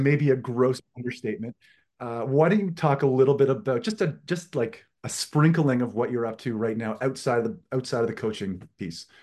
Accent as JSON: {"language": "English", "area": "East Coast of Canada", "region": "Atlantic Canada", "country": "Canada", "said": "I am from the East Coast of Canada, which for all you, uh, Americans listening, if you go to Maine and keep going east, uh, that's where I live."}